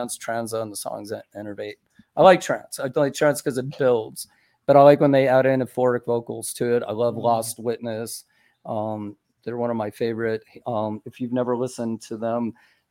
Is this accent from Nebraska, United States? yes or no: no; St. Augustine, Florida, United States; I grew up in St. Augustine